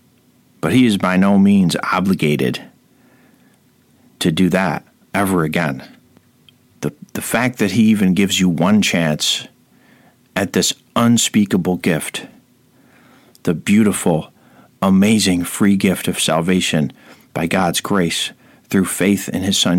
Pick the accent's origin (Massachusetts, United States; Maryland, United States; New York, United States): New York, United States; Rome; my hometown of Rome, New